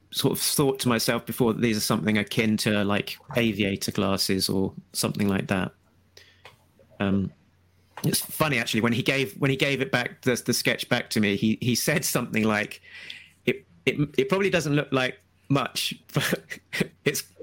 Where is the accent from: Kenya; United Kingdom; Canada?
United Kingdom; Brighton, South East England; In Brighton, my hometown